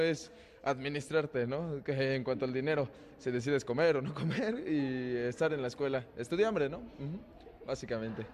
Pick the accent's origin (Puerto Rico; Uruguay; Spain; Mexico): Mexico; Querétaro; moved away as an adult; now in Puebla, Mexico; yo soy de Querétaro, de la ciudad de Querétaro, ya llevo cuatro años aquí en la ciudad de Puebla